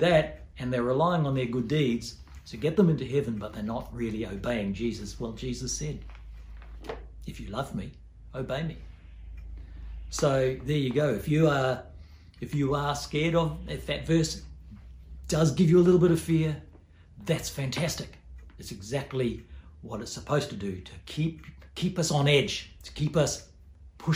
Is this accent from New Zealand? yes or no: yes; New Zealand; also born or lived in Port Hedland, Australia; now in Australia; I grew up in New Zealand